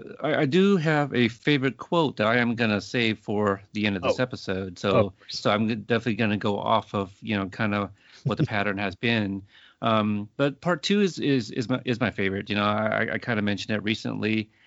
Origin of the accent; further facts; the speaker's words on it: Boston, Massachusetts, United States; I'm from Boston.